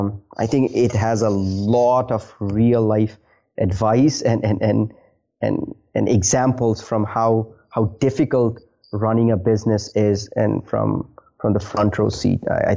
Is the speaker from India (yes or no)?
yes; India; Interesting fact is I am originally from India.